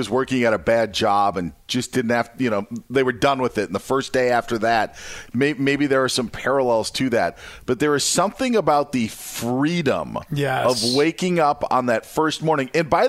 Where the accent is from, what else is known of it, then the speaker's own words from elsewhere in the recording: Upper Midwest, United States; Where I'm from in the upper Midwest